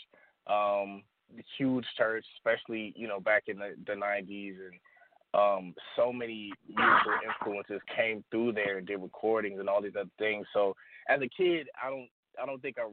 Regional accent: Detroit, Michigan, United States; I was born and raised here in Detroit, Michigan.

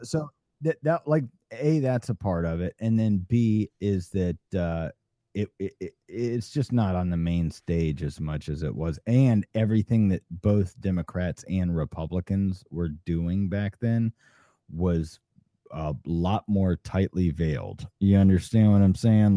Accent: Atlanta, Georgia, United States; I grew up in Atlanta

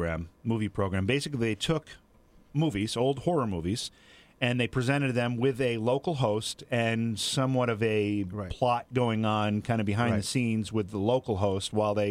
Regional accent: New York, United States; where I was growing up in New York State, we did not have Syracuse television on our network. What I had was New York City television

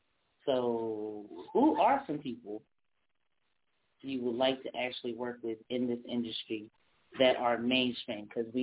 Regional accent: California, United States; moved away as an adult; I'm from Cali.

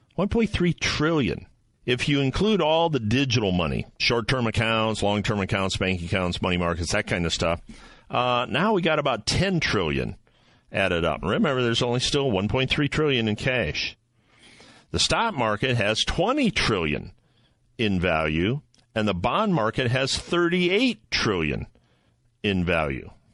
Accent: Ohio, United States; Ohio, my home state

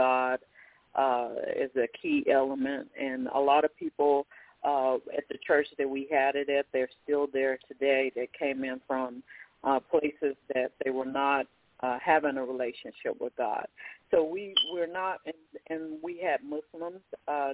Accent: Oklahoma, United States; moved away; also born or lived in Irving, Texas; I started out in Irving, Texas, but I grew up in Oklahoma

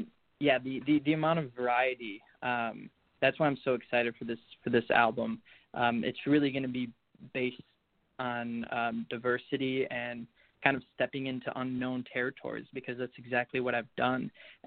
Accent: Chicago, Illinois, United States; I'm from Chicago, Illinois.

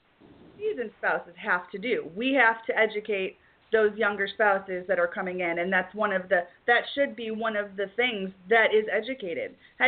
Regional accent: Detroit, Michigan, United States; moved away as an adult; also born or lived in the South; I hail from Detroit.

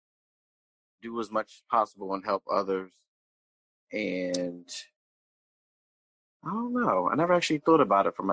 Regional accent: Pennsauken, New Jersey, United States; I grew up in Pennsauken, New Jersey

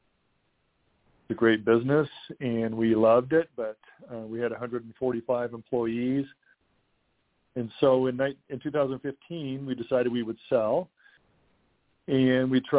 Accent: Montrose, Colorado, United States; also born or lived in Albuquerque, New Mexico; now in Grand Junction, United States; I was born and raised in Montrose on a farm in Chavanah Valley

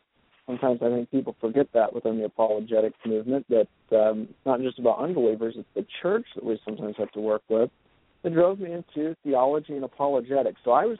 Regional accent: Salem, Iowa, United States; I was born and raised in Iowa, in a small town called Salem, Iowa, into really a very split family. My mother's side of the family was pretty strongly Roman Catholic

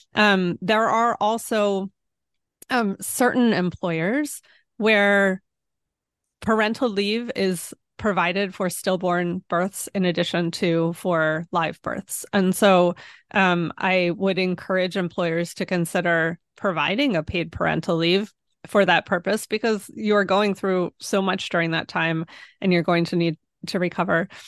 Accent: Pennsylvania, United States; moved away; also born or lived in Washington, D.C.; I'm from Pennsylvania

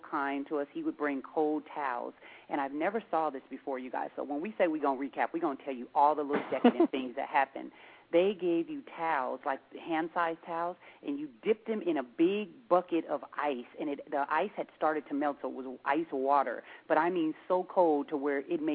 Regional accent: Seattle, Washington, United States; we're from Seattle

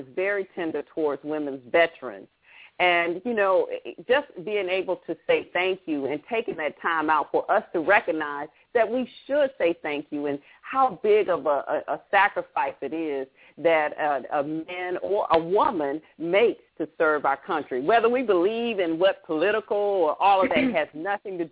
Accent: the American South, Southern United States, United States; I'm a Southern Belle

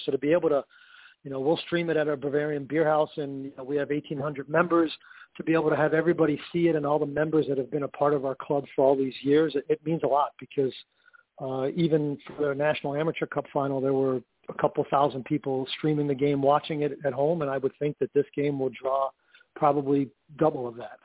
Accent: New York City, New York, United States; moved away as an adult; I'm from Queens.

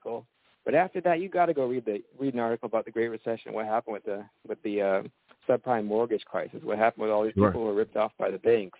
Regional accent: the South, United States; I think, you know, I grew up in the South

